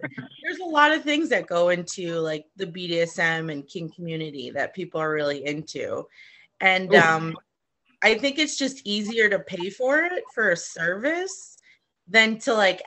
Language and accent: English; Boston, Massachusetts, United States; now in Los Angeles, United States; I'm from Boston originally